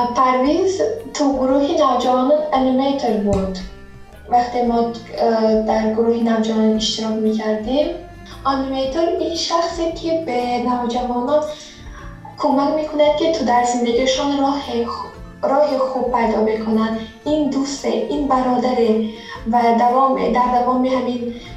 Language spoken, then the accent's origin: Persian; Tajikistan; now in Georgia; در تاجیکستان به دنیا آمدم هم با آیلم در گرجستان داریم زندگی میکنیم